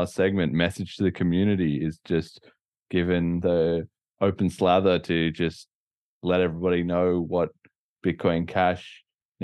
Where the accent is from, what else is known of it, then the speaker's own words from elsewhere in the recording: Australia; being Australian